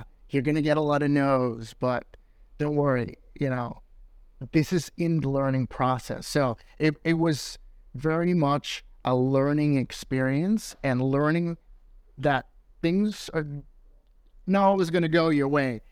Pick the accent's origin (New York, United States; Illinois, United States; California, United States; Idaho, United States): New York, United States; moved away as an adult; now in London, United Kingdom; I'm from New York.